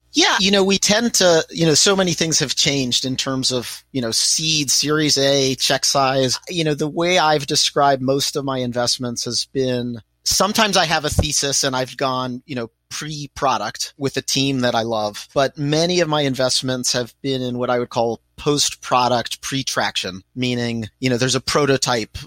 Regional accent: Pittsburgh, Pennsylvania, United States; I was born in Pittsburgh, Pennsylvania. My parents were immigrants from Israel

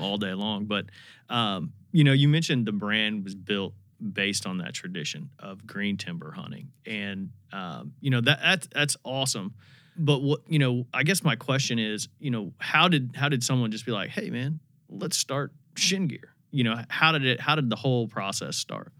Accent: Indiana, United States; moved away; I grew up in Indiana

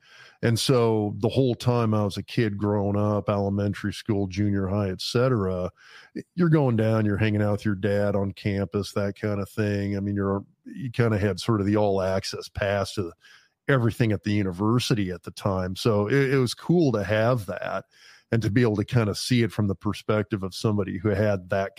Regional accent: Lincoln, Nebraska, United States; also born or lived in East Lansing, Michigan; I grew up in Lincoln. I mean, I grew up in Lincoln watching Nebraska play. I was the hometown.

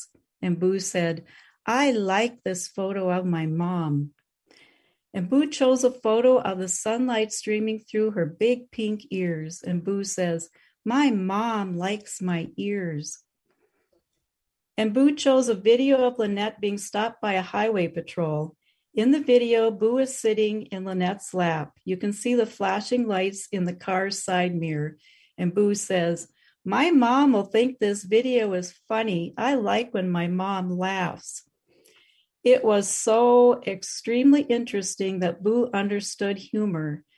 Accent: Minnesota, United States; I am from Minnesota

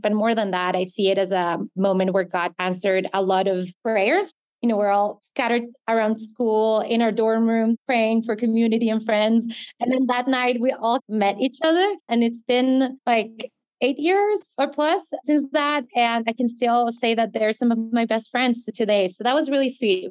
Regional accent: Bogota, Bogotá Capital District, Colombia; also born or lived in Baltimore, Maryland, United States; I grew up in Bogota, the capital of Colombia.

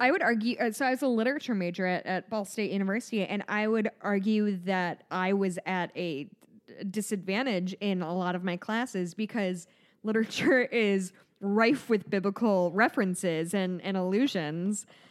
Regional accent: United States; we, as an American society

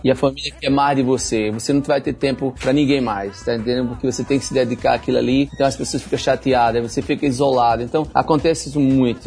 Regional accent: Jaboatão dos Guararapes, Pernambuco, Brazil; moved away as an adult; also born or lived in Recife; now in Miami, United States; Eu nasci lá num, num lugar que chama-se Jaboatão

